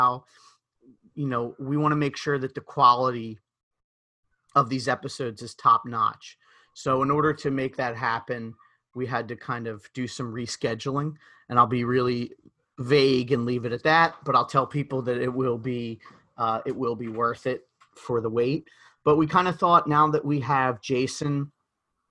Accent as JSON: {"language": "English", "town": "Philadelphia", "region": "Pennsylvania", "country": "United States", "accent": "Philadelphia", "said": "my Philadelphia accent"}